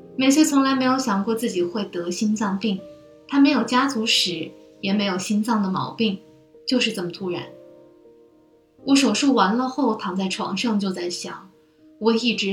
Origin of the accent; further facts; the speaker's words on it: China; now in Paris, France; 不是呢，我是中国人。